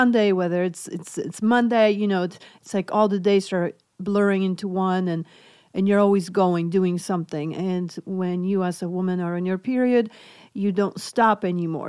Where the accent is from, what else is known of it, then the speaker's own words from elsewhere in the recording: Poland; English is a second language; moved away; I'm originally from Poland, so hence my accent